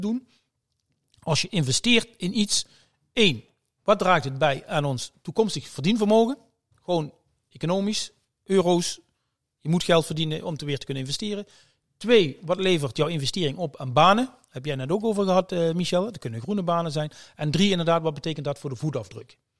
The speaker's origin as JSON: {"language": "Dutch", "region": "Limburg", "country": "Netherlands", "said": "ik kom uit Limburg, uit de, uit de regio"}